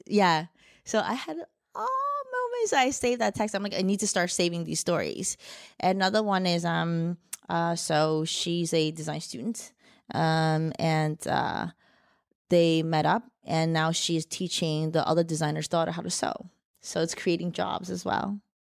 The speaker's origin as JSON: {"language": "English", "region": "New Jersey", "country": "United States", "tie": "born or raised there", "also_born_or_lived": "Shanghai, China", "accent": "mixed", "said": "I was born in Shanghai, China, raised in Jersey. So, got a bit of a mixed accent here"}